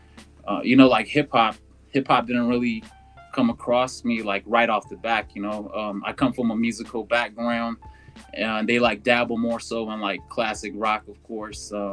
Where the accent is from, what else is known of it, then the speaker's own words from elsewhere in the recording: Dulce, New Mexico, United States; where I'm from is called Dulce. You know, it's up on the north side, like central, like right on the border of Colorado, New Mexico